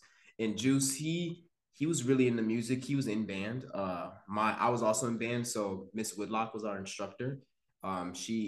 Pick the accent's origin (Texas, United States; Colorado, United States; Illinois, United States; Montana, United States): Illinois, United States; Homewood; I'm from the suburbs of Chicago. I'm from a town, Homewood, Flossmoor